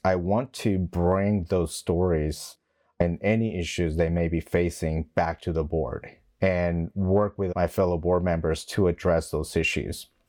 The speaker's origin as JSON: {"language": "English", "region": "West Texas", "country": "United States", "tie": "born or raised there", "also_born_or_lived": "Mexico / Long Beach, California", "moved": "as an adult", "said": "I was young when my parents moved to West Texas before I joined the Marine Corps."}